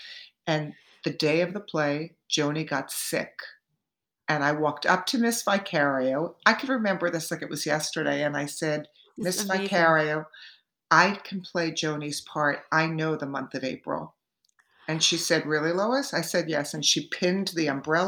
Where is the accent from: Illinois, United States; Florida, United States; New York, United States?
New York, United States; Hewlett Bay Park; I was raised out on Long Island